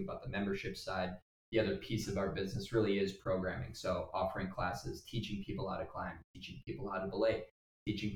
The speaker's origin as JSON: {"language": "English", "town": "Wrightstown", "region": "Wisconsin", "country": "United States", "tie": "born or raised there", "said": "I've got a buddy since first grade. We grew up in Wrightstown"}